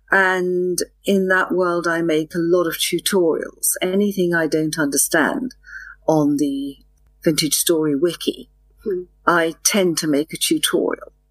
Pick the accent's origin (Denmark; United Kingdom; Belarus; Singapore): United Kingdom; England; as you know, I'm English, but I speak very clear what they call international English.